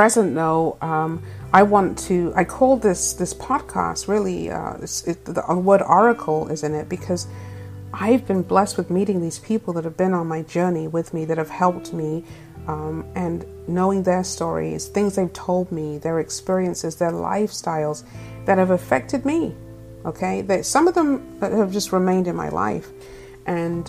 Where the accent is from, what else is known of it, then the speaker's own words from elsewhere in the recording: England, United Kingdom; also born or lived in Tampa, Florida; now in California, United States; I'm originally from England, the black English chick, and I am currently living in California.